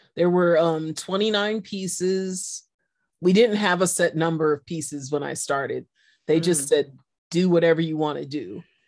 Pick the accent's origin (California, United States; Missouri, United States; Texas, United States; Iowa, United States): California, United States; San Francisco; I'm a city kid mm-hmm. and I'm from San Francisco